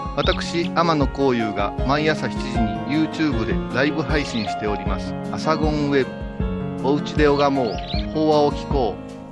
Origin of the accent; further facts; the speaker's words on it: Kansai, Japan; 関西のノリの私たち